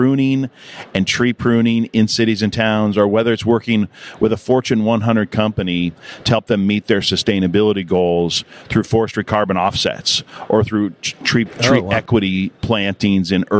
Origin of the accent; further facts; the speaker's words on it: Lincoln, Nebraska, United States; moved away as an adult; also born or lived in Austin, Texas; I grew up in Lincoln, Nebraska, which is where the Arbor Day Foundation is based